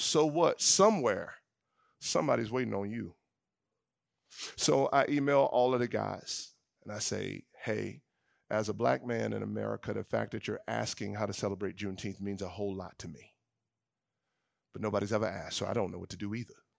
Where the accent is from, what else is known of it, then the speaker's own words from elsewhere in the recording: the South, United States; growing up in the South, my dad has been involved in the work of redemptive ethnic unity for years